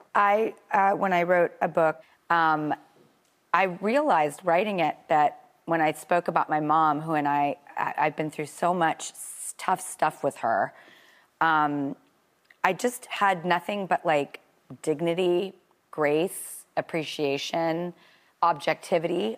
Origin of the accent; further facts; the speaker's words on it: California, United States; I'm from California. I don't know if you can tell by my accent.